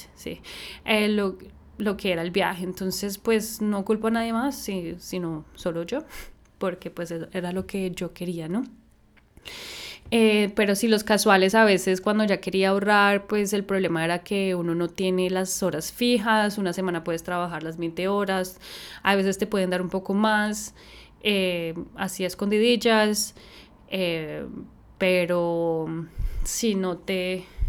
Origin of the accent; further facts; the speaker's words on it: Bogotá, Colombia; moved away as an adult; also born or lived in Austin, Texas, United States / San Francisco, California, United States; now in Sydney, Australia; soy de Bogotá, Colombia, tengo 30 años, vivo en Sydney hace 4 años